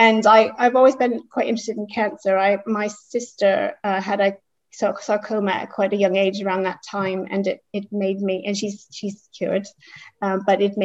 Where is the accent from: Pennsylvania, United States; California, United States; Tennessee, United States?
California, United States; Bay Area; moved away; I was born in California. My parents were from the Midwest and they moved out there shortly before I was born.